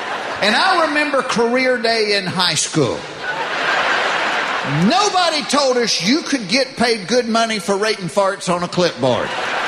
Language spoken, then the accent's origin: English; the South, United States; But I was raised in the South, and my mother taught me never to do that in front of a woman